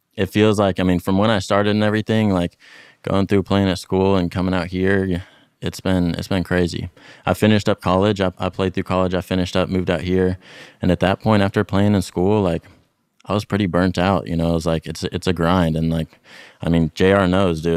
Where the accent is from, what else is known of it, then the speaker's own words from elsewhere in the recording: Dallas, Texas, United States; moved away; mostly grew up around the Dallas area, North